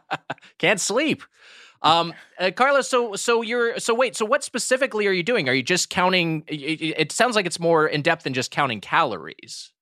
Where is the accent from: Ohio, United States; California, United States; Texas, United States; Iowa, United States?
California, United States; I'm from California